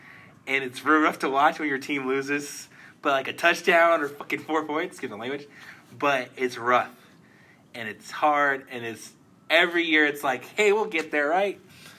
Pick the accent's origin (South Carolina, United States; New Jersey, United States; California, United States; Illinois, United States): California, United States; Oakland; moved away; I'm originally from the Bay Area. Grew up near Oakland.